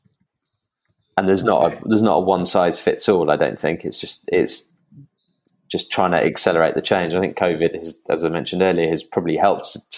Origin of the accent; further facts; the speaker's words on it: England, United Kingdom; I'm English